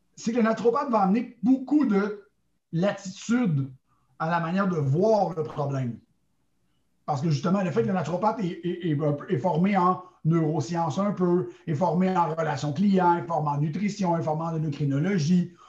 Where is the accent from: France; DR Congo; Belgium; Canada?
Canada; Montreal, Quebec; je suis originaire de Montréal, au Québec.